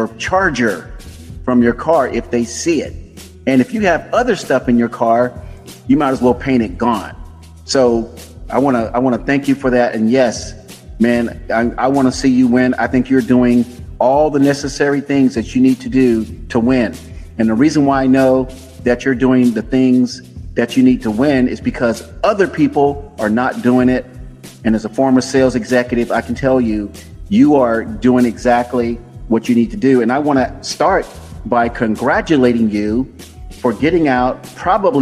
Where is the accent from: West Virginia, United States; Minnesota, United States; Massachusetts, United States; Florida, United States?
Florida, United States; Tampa; also born or lived in Opa-locka, Florida; now in California, United States; I am a Florida native. You know, I was born and raised in Tampa, lived down in Opa-locka for a minute